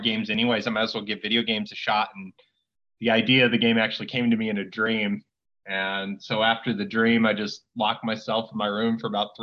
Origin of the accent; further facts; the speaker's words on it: Iowa, United States; moved away as an adult; now in Las Vegas, United States; I'm from the Midwest, I'm from Iowa, and right when I turned 21, I moved out here